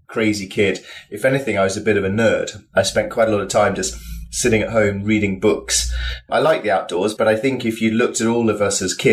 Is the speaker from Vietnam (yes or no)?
no; Yorkshire and the Humber, United Kingdom; I'm from Yorkshire, which is up in the north of England.